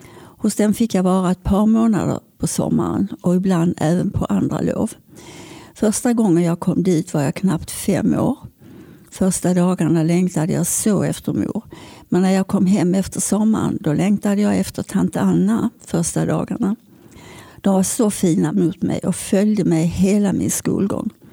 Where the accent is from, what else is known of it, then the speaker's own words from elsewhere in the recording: Malmö, Skåne, Sweden; När jag föddes bodde vi i Limhamn